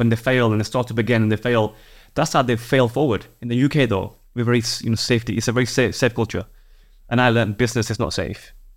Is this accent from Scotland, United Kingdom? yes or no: no; Yorkshire and the Humber, United Kingdom; I'm a Yorkshireman